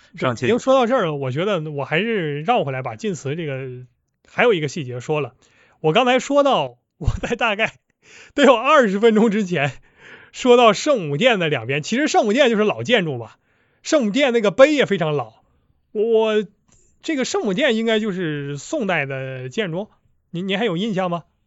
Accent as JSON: {"language": "Chinese", "region": "Northeast China", "country": "China", "accent": "Northeastern (Dongbei) dialect", "said": "我们东北话"}